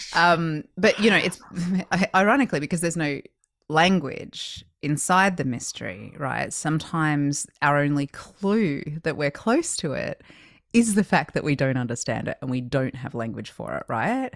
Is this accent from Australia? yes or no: yes; Australia; now in United States; growing up in Australia